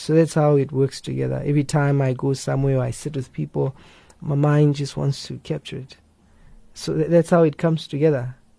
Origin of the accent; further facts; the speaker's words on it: Limpopo, South Africa; moved away; also born or lived in West Rand / Pretoria / Cape Town; I grew up in Limpopo. Uh, that's where I grew up.